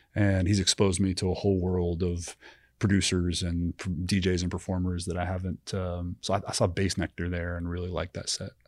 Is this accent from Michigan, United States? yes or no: no; Austin, Texas, United States; growing up in Austin